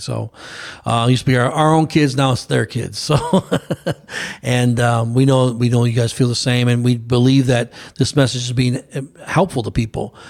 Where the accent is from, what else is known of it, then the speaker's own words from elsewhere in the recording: United States; an American citizen